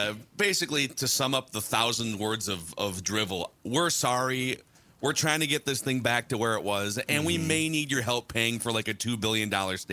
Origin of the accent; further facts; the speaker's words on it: Minnesota, United States; I was born in Minnesota